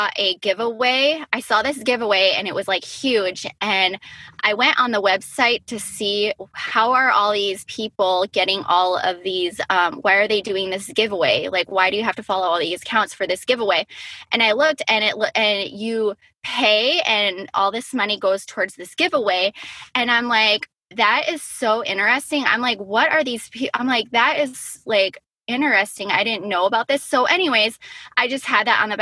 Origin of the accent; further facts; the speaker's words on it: Black Creek, Wisconsin, United States; I am from Black Creek, Wisconsin, which is a little tiny town, which is right outside of Appleton, Wisconsin